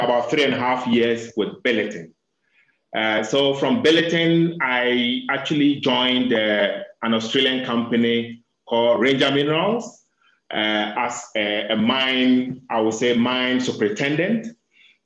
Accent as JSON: {"language": "English", "country": "Ghana", "said": "I'm a Ghanaian. And I actually graduated in Ghana, University of Mines and Technology"}